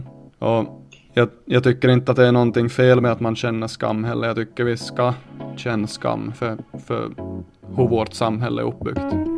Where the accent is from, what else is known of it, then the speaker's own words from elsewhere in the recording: Nykarleby, Ostrobothnia, Finland; jag är från Nykarleby i Österbotten